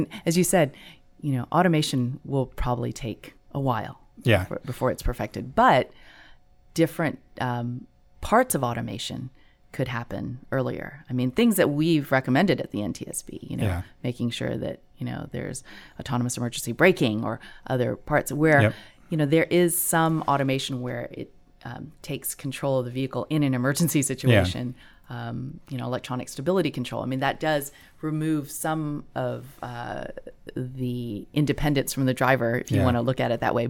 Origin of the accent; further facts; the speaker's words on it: Gulf Coast, United States; I grew up on the Gulf Coast, so I grew up not so far from a Coast Guard base.